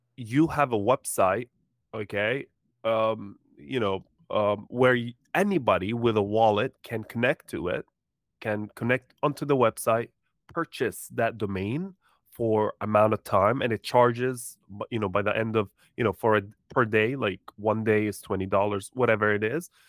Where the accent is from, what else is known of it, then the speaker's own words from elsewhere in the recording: Jordan; now in United States; I was born in Jordan, but, uh, moved to the U S, uh, uh, long time ago